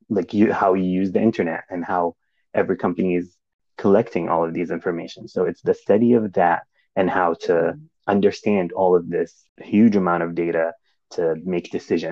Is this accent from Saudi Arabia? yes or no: yes; Saudi Arabia; moved away as an adult; also born or lived in Kansas, United States; now in Indiana, United States; I grew up in Saudi Arabia